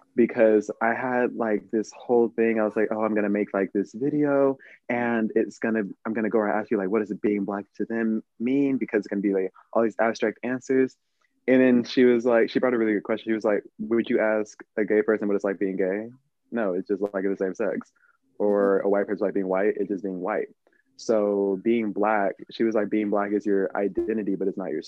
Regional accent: Pearland, Texas, United States; also born or lived in Cypress, Texas; I moved from Cypress, Texas to Pearland, Texas, which is literally just on the other side of Houston from each other

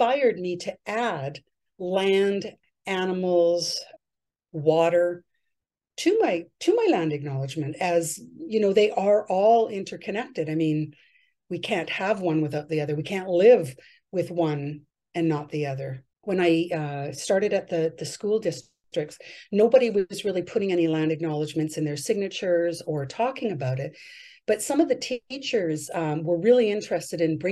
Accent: 'Namgis Nation, British Columbia, Canada; I'm from the Numgis Nation

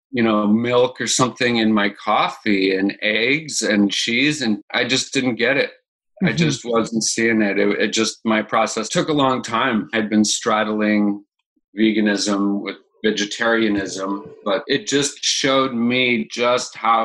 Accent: Boulder, Colorado, United States; I am born and raised in Boulder, Colorado

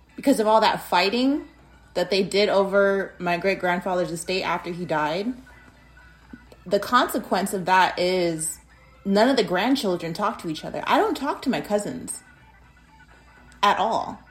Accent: Arizona, United States; in my state of Arizona, my home state

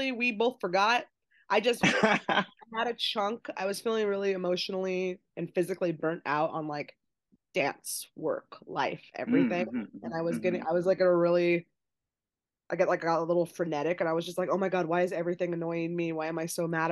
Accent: California, United States; moved away as an adult; now in Seattle, United States; I live in Seattle presently, but I'm from California, born and raised my whole life

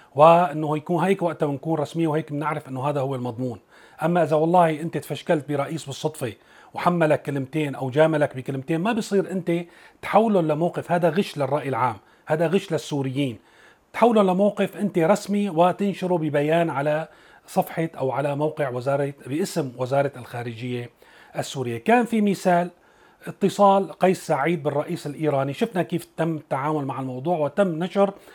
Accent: Syria; نحن بسوريا يلي من سوريا

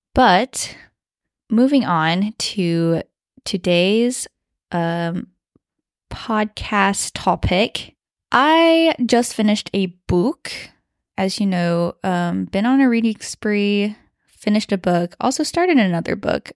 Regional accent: West Lafayette, Indiana, United States; accent: Midwest twang; first language Mandarin; I grew up uh, in West Lafayette, Indiana, because my dad was studying at Purdue University

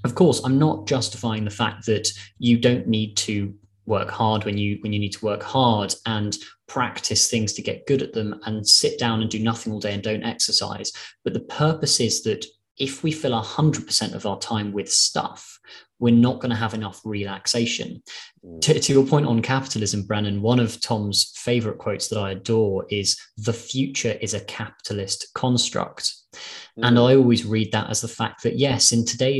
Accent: London, United Kingdom; also born or lived in Glasgow; I'm from London. I've lived in London all my life.

